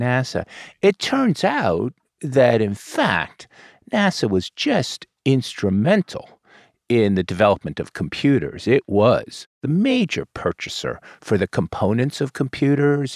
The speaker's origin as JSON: {"language": "English", "region": "Florida", "country": "United States", "said": "we're both from Florida."}